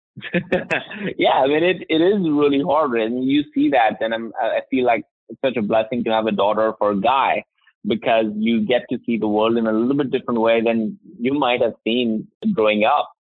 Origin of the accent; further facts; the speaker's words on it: India; now in United States; I grew up in India